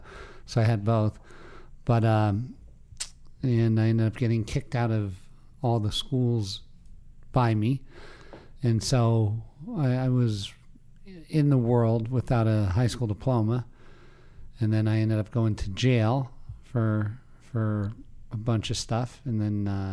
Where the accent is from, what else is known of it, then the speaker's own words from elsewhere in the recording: Pennsylvania, United States; In Pennsylvania.